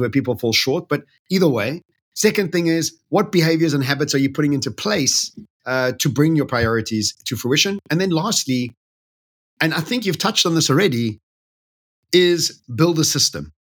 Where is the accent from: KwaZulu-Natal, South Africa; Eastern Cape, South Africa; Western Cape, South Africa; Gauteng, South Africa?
Gauteng, South Africa; Bedfordview; that's where I grew up